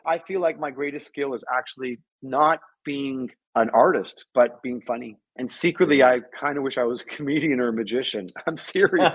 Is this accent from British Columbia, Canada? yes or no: no; Toronto, Ontario, Canada; moved away; also born or lived in New York; I was raised in Toronto.